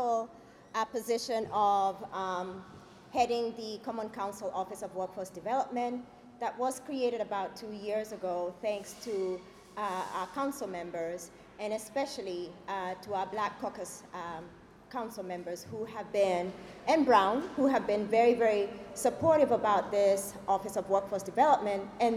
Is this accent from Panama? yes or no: no; Kenya; moved away; I am originally from Kenya